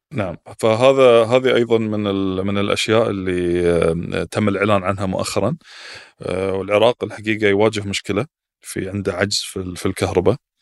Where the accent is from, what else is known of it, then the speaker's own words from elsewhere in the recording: Qatar; عندنا في قطر